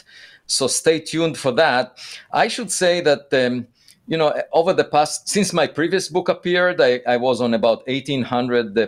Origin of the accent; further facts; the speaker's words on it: Israel; moved away; I'm originally from Israel